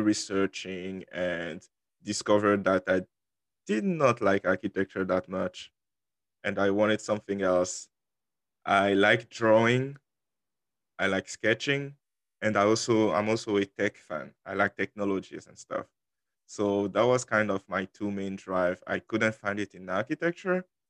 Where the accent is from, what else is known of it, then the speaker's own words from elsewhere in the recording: Côte d’Ivoire; first language French; English is a second language; moved away as an adult; also born or lived in Dallas, Texas; now in Houston, United States; I was originally in Ivory Coast after I finished high school